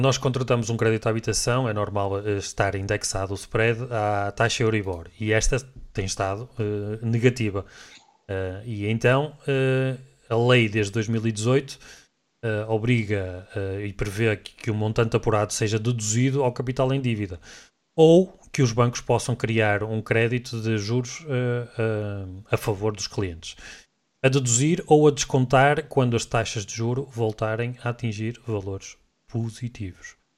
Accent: Portugal; como nós portugueses

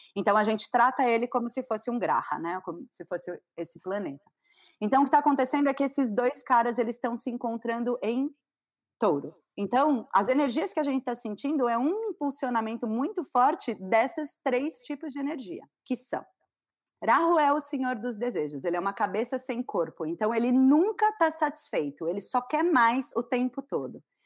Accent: São Paulo, Brazil; now in Florianópolis, Brazil; eu sou paulista, mas eu moro em Floripa.

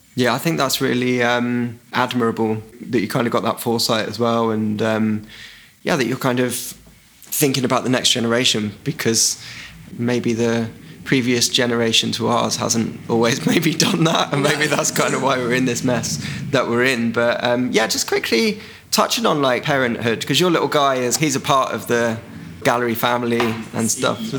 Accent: Isle of Wight, South East England, United Kingdom; now in London, United Kingdom; I grew up on the Isle of Wight

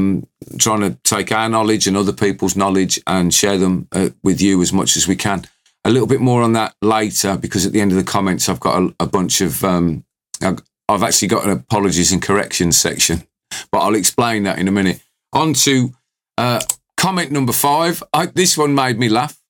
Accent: United Kingdom; accent: British

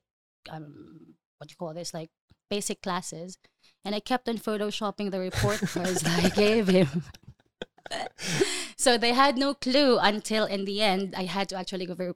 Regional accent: Davao City, Davao Region, Philippines; moved away as an adult; now in Dubai, United Arab Emirates; I grew up in the Philippines

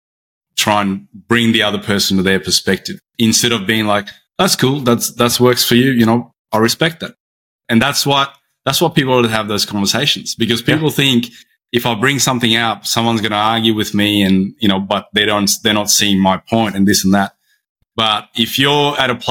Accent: Brisbane, Queensland, Australia; I'm from Brisbane on the east coast of Australia

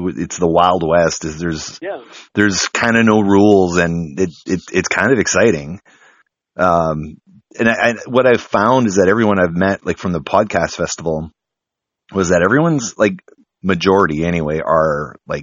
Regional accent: the Maritimes, Canada; now in Winnipeg, Canada; I'm from the Maritimes

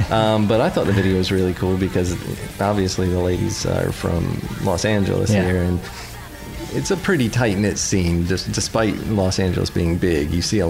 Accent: Manitoba, Canada; No, I'm from Manitoba, the Great White North.

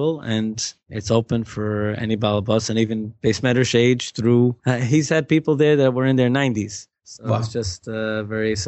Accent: New York City, New York, United States; also born or lived in Manhattan / Queens; I was born in Manhattan, but my parents were in Queens till I was 4. Then Flatbush all the way straight. I've been in Flatbush since I was 4

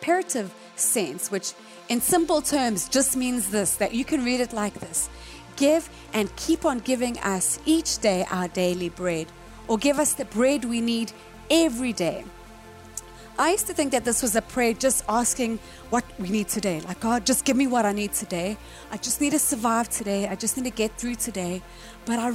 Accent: South Africa; moved away as an adult; when I lived in South Africa, born and raised in South Africa.

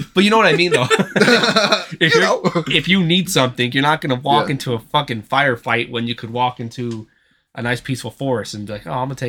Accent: Texas, United States; I'm a Texan.

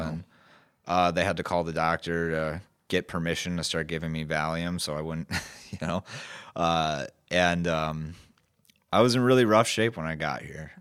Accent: Grand Haven, Michigan, United States; I was born in West Michigan. I went to Grand Haven High School

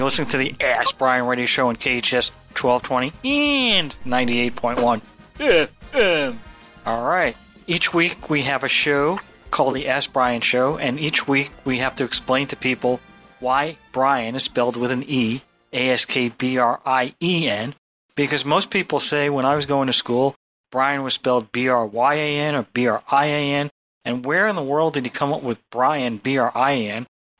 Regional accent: New York City, New York, United States; I am a New Yorker

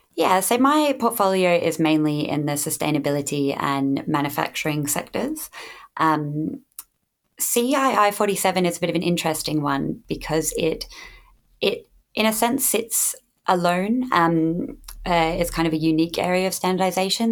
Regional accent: Australia; now in United Kingdom; I did not grow up in the UK, I grew up in Australia.

